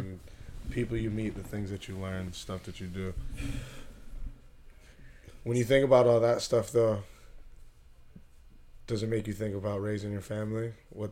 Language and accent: English; Syracuse, New York, United States; we're from the Syracuse area